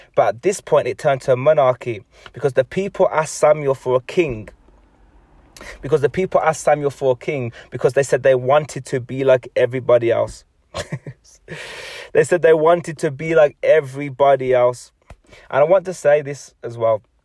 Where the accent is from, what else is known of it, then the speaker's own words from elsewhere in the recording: England, United Kingdom; I'm an English person